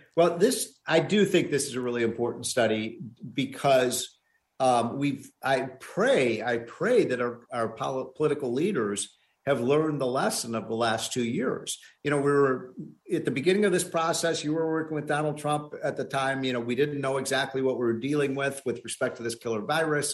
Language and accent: English; Illinois, United States; my home state of Illinois